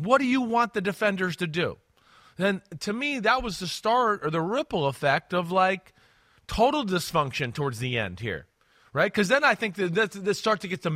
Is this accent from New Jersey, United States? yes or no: yes; New Jersey, United States; I'm from Jersey